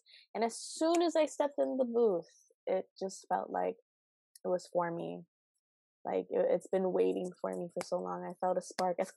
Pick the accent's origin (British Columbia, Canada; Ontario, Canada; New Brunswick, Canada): Ontario, Canada; Mississauga; also born or lived in Philippines; I'm from Mississauga, Ontario.